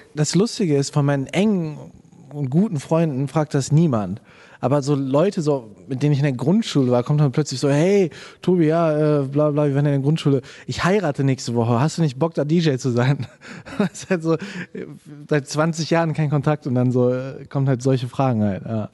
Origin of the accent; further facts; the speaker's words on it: Germany; als Deutscher